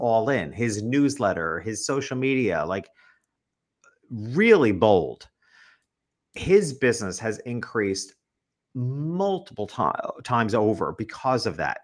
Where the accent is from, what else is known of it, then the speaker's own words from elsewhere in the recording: New York, United States; moved away as an adult; also born or lived in Connecticut; now in Florida, United States; And I'm from New York